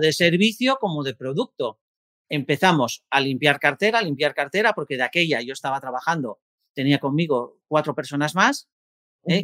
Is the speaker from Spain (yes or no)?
yes; Gijón, Asturias, Spain; yo soy de Gijón, Asturias, una tierra maravillosa